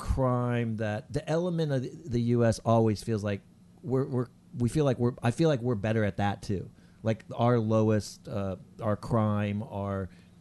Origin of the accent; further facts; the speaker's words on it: Texas, United States; moved away; also born or lived in the South; I grew up in Texas